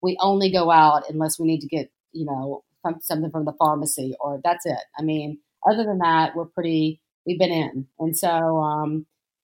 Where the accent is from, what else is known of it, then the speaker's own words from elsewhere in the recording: Jackson, Mississippi, United States; I grew up in a Greek household in Mississippi, in Jackson, Mississippi